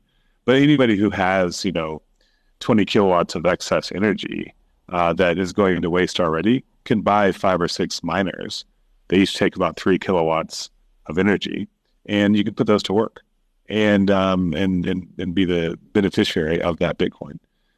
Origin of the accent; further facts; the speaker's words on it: Sudan; now in Kenya; Yeah, I grew up in Sudan and Kenya and went to the U.S. for university, came back to Kenya to start building different tech companies.